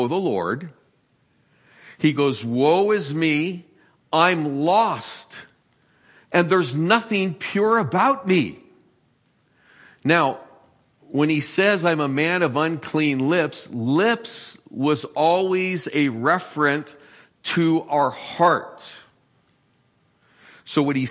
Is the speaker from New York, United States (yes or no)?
no; San Francisco, California, United States; I'm from San Francisco. I remember earthquakes when I was 3, sitting in the living room watching the lamps fall off the table.